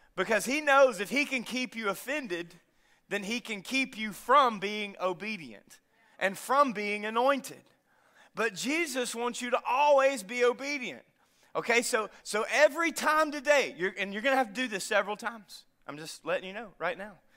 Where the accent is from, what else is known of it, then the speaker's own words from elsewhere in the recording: North Louisiana, United States; moved away; I'm from North Louisiana